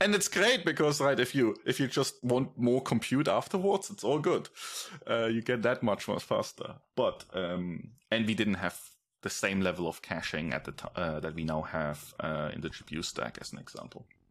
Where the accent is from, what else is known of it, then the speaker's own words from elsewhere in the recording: Germany; moved away as an adult; I grew up in Germany